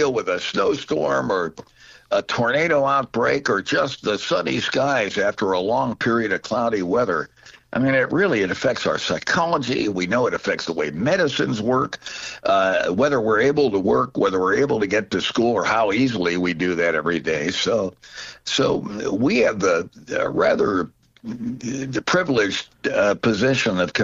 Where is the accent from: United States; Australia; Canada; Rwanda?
United States; New Jersey; also born or lived in Pittsburgh, Pennsylvania / Aurora, Illinois; now in Chicago, United States; as a kid growing up in New Jersey